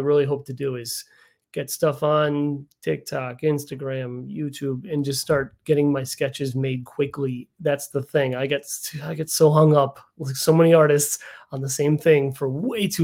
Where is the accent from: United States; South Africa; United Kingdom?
United States; Chicago suburbs, Illinois; I grew up in the Chicago suburbs.